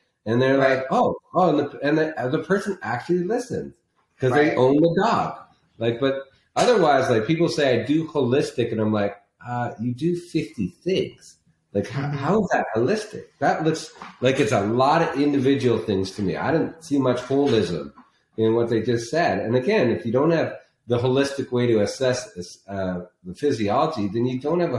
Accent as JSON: {"language": "English", "country": "Canada", "moved": "yes", "lives_now": "Scottsdale, United States", "said": "When I came from Canada and moved down here because of snow"}